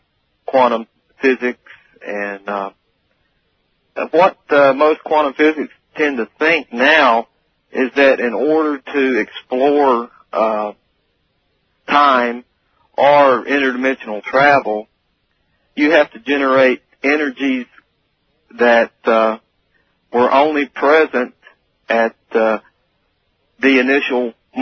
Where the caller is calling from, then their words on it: Murfreesboro, Tennessee, United States; from Murfreesboro, Tennessee.